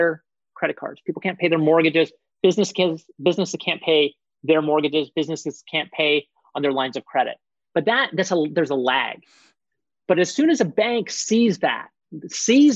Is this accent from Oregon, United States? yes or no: yes; Portland, Oregon, United States; my hometown of Portland